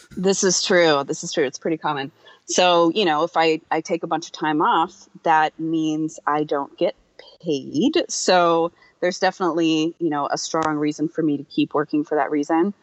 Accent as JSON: {"language": "English", "town": "New Bern", "region": "North Carolina", "country": "United States", "tie": "born or raised there", "said": "I am from a small town in the south. Um, it's called New Bern. It's in North Carolina"}